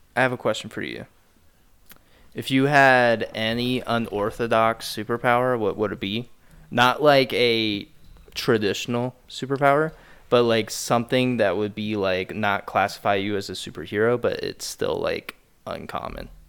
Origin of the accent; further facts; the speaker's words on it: Midwest, United States; Growing up in the Midwest